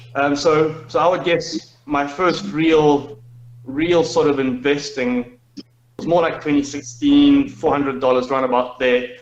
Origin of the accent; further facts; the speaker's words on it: Zimbabwe; moved away as an adult; the system of my home country